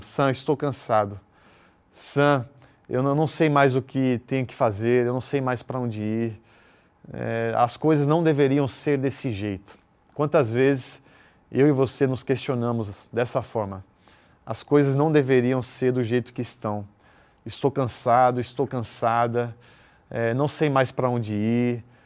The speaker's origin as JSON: {"language": "Portuguese", "region": "São Paulo", "country": "Brazil", "moved": "yes", "lives_now": "Recife, Brazil", "said": "Eu sou paulista"}